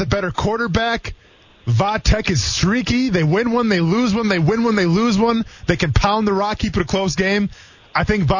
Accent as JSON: {"language": "English", "area": "Iola-Scandinavia", "region": "Wisconsin", "country": "United States", "tie": "born or raised there", "moved": "yes", "said": "my hometown of Iowa, Scandinavia"}